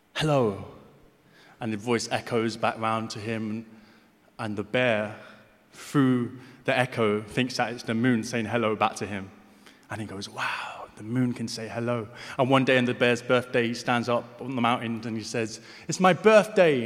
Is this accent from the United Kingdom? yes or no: yes; London, United Kingdom; I'm from Hackney. I grew up in Hackney.